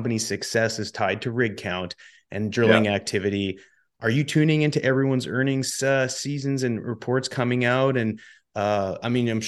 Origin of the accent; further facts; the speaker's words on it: Canada; I'm Canadian